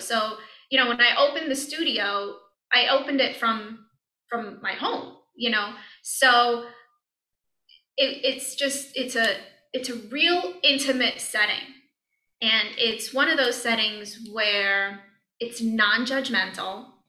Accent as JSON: {"language": "English", "town": "New York City", "region": "New York", "country": "United States", "also_born_or_lived": "Cleveland, Ohio", "moved": "yes", "lives_now": "Ohio, United States", "said": "I'm from New York, Brooklyn, New York"}